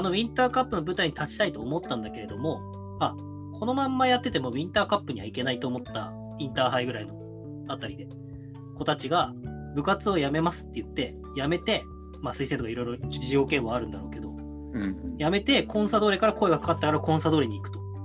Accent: Hokkaido, Japan; moved away; 北海道で過ごした人間同士だから

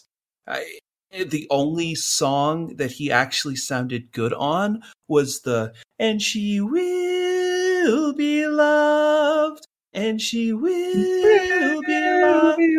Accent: Michigan, United States; I'm from Michigan

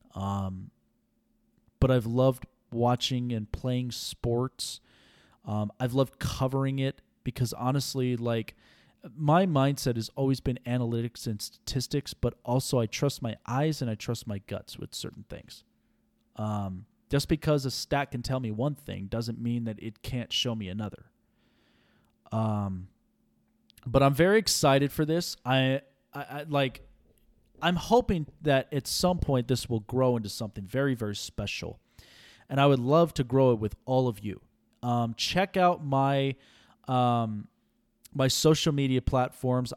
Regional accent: Las Vegas, Nevada, United States; I was born and raised here in Vegas

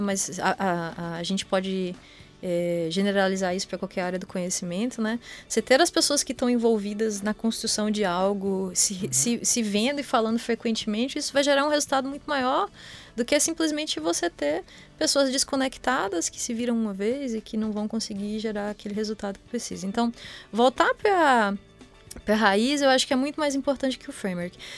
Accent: Vitória da Conquista, Bahia, Brazil; moved away as an adult; now in São Carlos, Brazil; eu sou baiana, né? Sou de Vitória da Conquista e, e fiz minha graduação lá também

